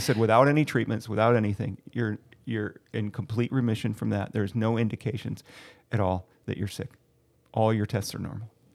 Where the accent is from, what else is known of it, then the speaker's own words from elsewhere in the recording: Ohio, United States; moved away; I'm originally from Ohio